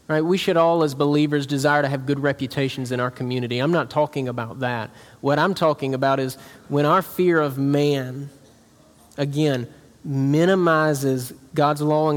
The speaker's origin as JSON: {"language": "English", "region": "South Georgia", "country": "United States", "tie": "born or raised there", "moved": "yes", "said": "Where I'm from in South Georgia, like, it's like a capital Bible Belt."}